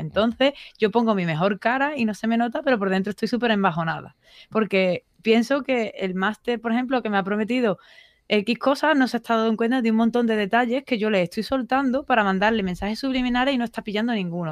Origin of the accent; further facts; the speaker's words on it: Seville, Andalusia, Spain; soy sevillana